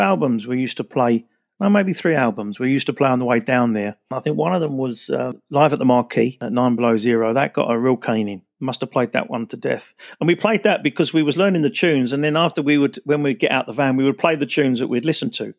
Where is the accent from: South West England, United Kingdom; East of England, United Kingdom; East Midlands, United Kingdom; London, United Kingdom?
East of England, United Kingdom; Basildon; also born or lived in Billericay; I was actually born in Essex. I was born in Billericay, nineteen sixty-five